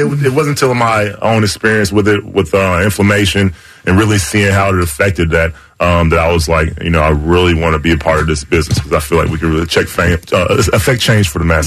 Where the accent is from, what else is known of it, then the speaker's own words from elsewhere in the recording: the South, United States; I'm from the South